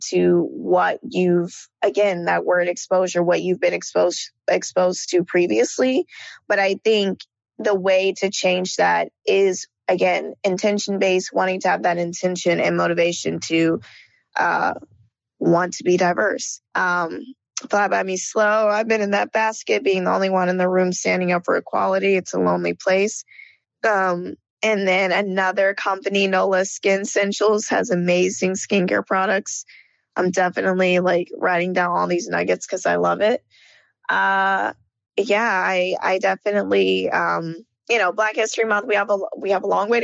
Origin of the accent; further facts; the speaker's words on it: Marietta, Georgia, United States; moved away as an adult; also born or lived in New York / Los Angeles; I come from Marietta, Georgia, which is right outside of Atlanta